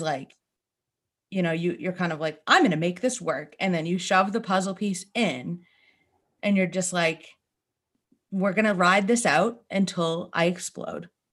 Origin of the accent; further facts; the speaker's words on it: Northeast, United States; we grew up here in the Northeast